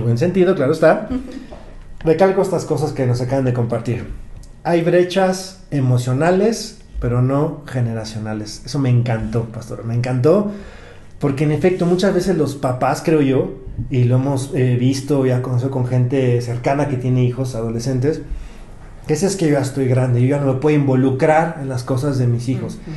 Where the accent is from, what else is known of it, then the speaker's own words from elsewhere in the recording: Mexico City, Mexico; yo soy chilango